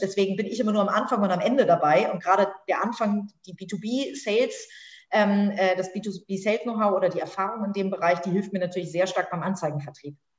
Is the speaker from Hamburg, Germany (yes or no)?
yes; Hamburg, Germany; bin tatsächlich in Hamburg aufgewachsen, habe hier studiert, bin zur Schule gegangen